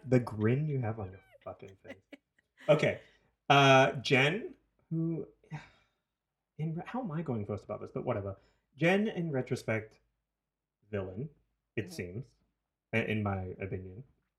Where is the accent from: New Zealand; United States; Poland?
New Zealand; now in Toronto, Canada; I'm from New Zealand. My upbringing was surrounded by Pacifica. Tongan, Samoan, Fijian, whatever, Cook Islander.